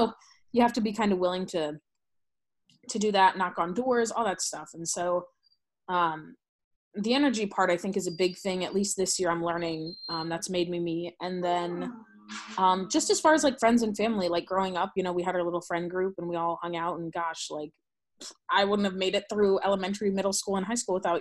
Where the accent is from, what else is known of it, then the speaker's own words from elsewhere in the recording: St. Louis, Missouri, United States; moved away as an adult; now in East Texas, United States; We grew up in St. Louis